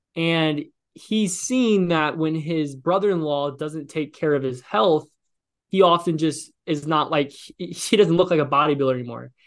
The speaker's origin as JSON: {"language": "English", "region": "Illinois", "country": "United States", "tie": "born or raised there", "also_born_or_lived": "Los Angeles, California", "moved": "yes", "said": "I'm from Illinois"}